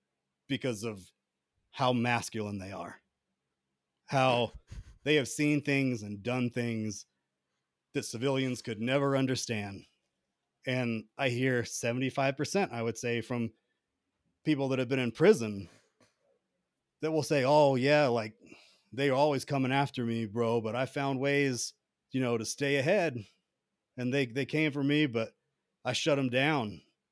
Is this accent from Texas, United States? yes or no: no; Atlanta, Georgia, United States; I grew up in Atlanta. You don't know anything about Atlanta unless you've been there.